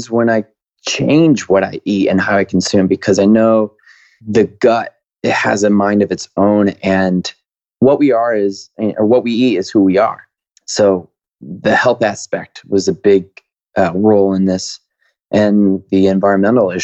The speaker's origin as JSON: {"language": "English", "town": "Waterbury", "region": "Connecticut", "country": "United States", "tie": "born or raised there", "said": "I grew up in Waterbury, Connecticut"}